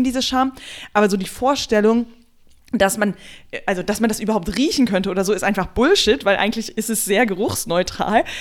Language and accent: German; Germany; bei uns in Deutschland